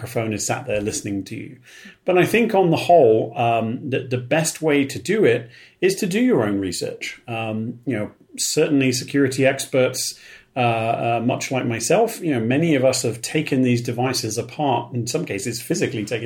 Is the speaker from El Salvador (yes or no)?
no; United Kingdom; I'm from Britain.